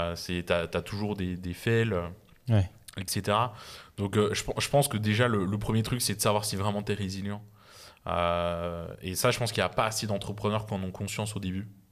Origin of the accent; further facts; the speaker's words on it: Besançon, Bourgogne-Franche-Comté, France; je suis né à Besançon, euh, petite ville de province. mes parents avaient des salaires très, très normaux